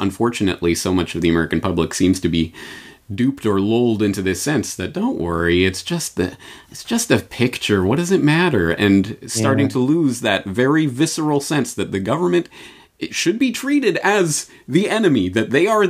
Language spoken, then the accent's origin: English; Canada; now in Japan; Well, I come at this as a Canadian in Japan who has never lived or grown up in an environment that at least gave lip service to the idea of freedom from government and privacy and all of that.